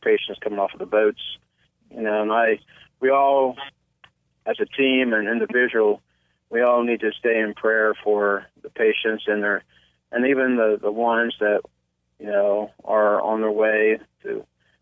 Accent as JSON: {"language": "English", "town": "Cambridge", "region": "Ohio", "country": "United States", "tie": "born or raised there", "said": "I was born in Cambridge, Ohio. I attended school, graduated from high school here in Cambridge"}